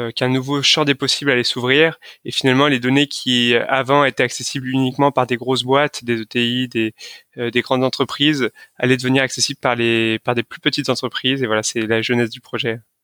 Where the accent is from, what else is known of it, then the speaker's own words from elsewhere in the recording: Lyon, Auvergne-Rhône-Alpes, France; je suis originaire de Lyon